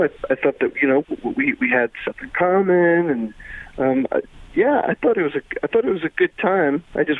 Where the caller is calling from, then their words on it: Troy, United States; I'm calling from Troy.